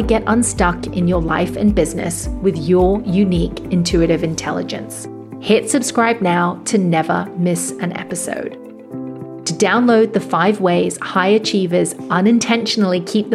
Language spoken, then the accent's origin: English; Hong Kong; the same school that I went to when I grew up here in Hong Kong